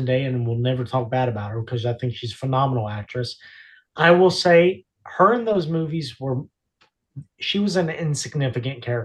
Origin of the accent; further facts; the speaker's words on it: New York, United States; We ain't got that up in the Bronx